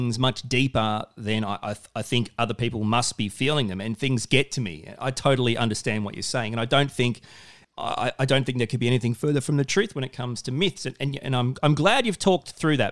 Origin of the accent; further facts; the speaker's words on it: Australia; I'm a man, I'm an Aussie bloke.